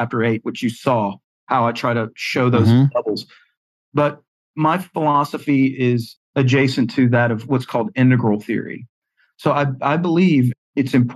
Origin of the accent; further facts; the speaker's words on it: the South, United States; accent: Southern; I was raised in the South. You can hear it from my accent